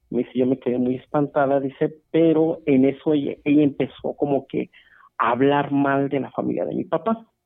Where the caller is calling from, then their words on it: Celaya, Guanajuato, Mexico; Eh, Celaya, Guanajuato, acá estamos escuchándolos muy, muy entretenidos